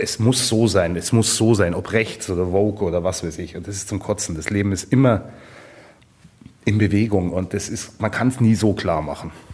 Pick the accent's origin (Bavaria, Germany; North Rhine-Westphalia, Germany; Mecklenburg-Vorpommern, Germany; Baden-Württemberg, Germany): Bavaria, Germany; Garmisch-Partenkirchen; Ich bin in Garmisch aufgewachsen